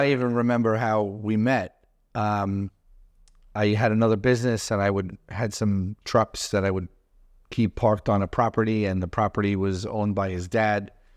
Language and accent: English; New York City, New York, United States; I grew up in Brooklyn